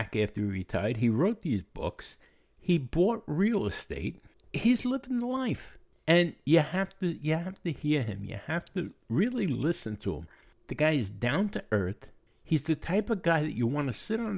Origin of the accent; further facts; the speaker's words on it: New York City, New York, United States; I was born and raised in Throgs Neck in the Bronx